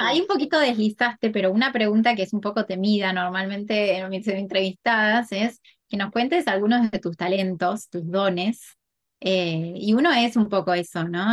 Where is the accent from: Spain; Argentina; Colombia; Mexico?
Argentina; moved away as an adult; now in Miami, United States; somos las dos argentinas